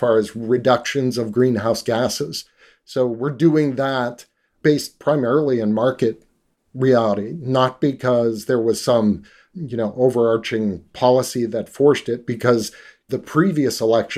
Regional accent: Canada; also born or lived in Northern British Columbia; I grew up in Canada

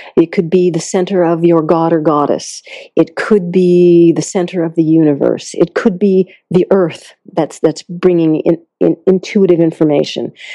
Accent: Concord, Massachusetts, United States; also born or lived in India; I grew up in Massachusetts

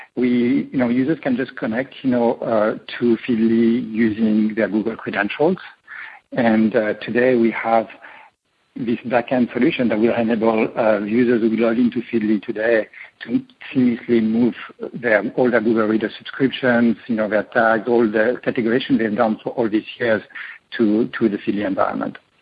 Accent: France; moved away as an adult; now in Silicon Valley, United States; I was born in France

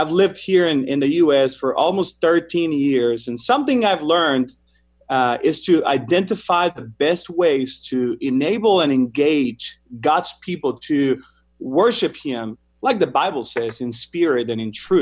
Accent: Mexico; moved away as an adult; also born or lived in Argentina; now in United States; the music style I grew up listening to in Mexico

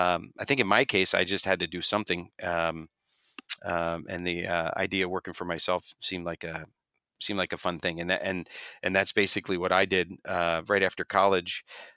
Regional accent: Pennsylvania, United States; I grew up in just outside of Philadelphia in a town, an area called Bucks County, Pennsylvania.

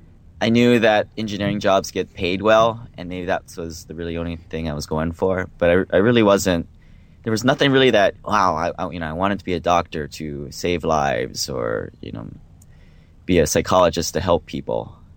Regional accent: Hawaii, United States; moved away as an adult; also born or lived in Seattle; Yeah, so I grew up in Hawaii, moved to Seattle for college, went to the University of Washington

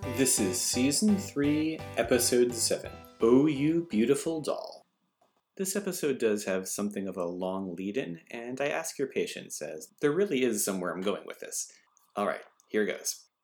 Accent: Massachusetts, United States; moved away as an adult; now in Japan; my home state of Massachusetts

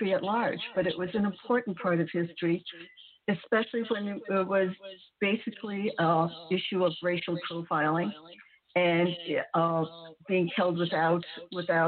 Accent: United States; I'm Japanese American

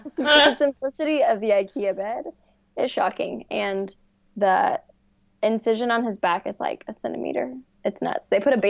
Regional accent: Dallas, Texas, United States; also born or lived in Colorado / Austin, Texas; now in Houston, United States; I live in Texas. I live in Houston. I've been here for 5 years. I grew up in Dallas, except for the third grade, which I claim is the best year of my life. I lived in Colorado for, like, 10 months

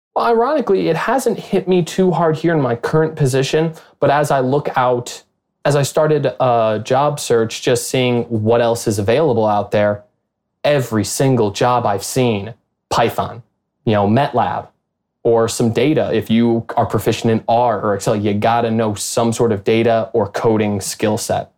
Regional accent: Chicago, Illinois, United States; moved away as an adult; also born or lived in Wichita, Kansas; I'm from the Chicago area originally

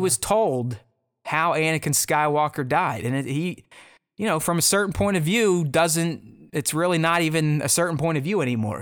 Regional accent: United States; being an American

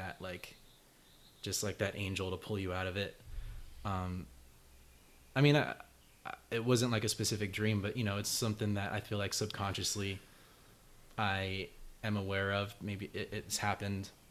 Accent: Rowland Heights, California, United States; I'm from Roland Heights, California

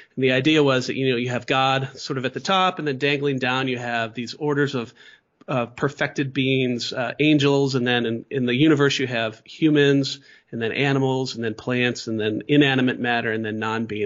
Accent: Midwest, United States; now in Fort Worth, United States; I'm from the Midwest

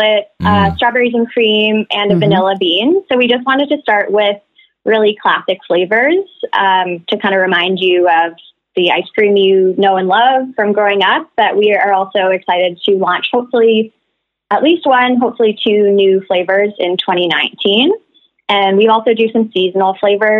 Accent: Halifax, Nova Scotia, Canada; now in Vancouver, Canada; I'm originally from Halifax, Nova Scotia. I've been living in Vancouver for the past 5 years

